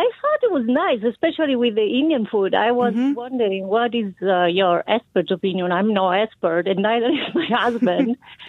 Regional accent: Umbria, Italy; now in United States; I'm Italian. Yes, I'm Italian. So … is the pronunciation. I'm from Umbria. So I grew up

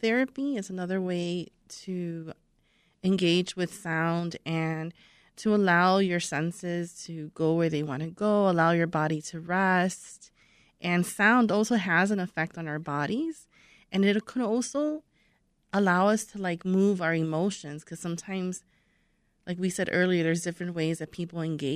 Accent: Chicago, Illinois, United States; I'm from Pilsen

